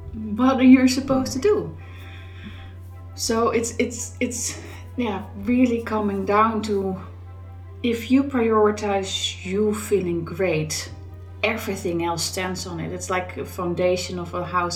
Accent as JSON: {"language": "English", "country": "Netherlands", "tie": "born or raised there", "moved": "yes", "lives_now": "Scotland, United Kingdom", "said": "I grew up in the Netherlands"}